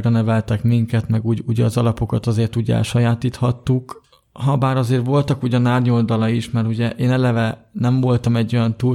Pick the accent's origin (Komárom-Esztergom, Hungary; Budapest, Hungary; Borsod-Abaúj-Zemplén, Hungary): Budapest, Hungary; born there; Hát én ugye 1989. április 28-án születtem, 8 és fél hónapra, hát Budapesten.